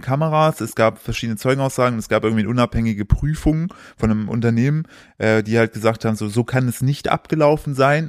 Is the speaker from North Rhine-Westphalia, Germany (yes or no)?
yes; Sauerland, North Rhine-Westphalia, Germany; wir kommen aus dem Sauerland, da sind ja auch alle äh, erzkatholisch